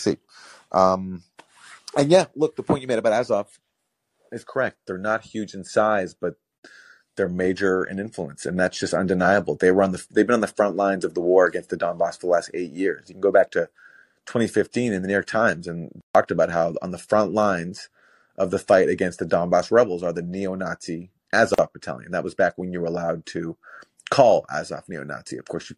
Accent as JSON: {"language": "English", "country": "Canada", "said": "Aside from us being Canadian, I don't."}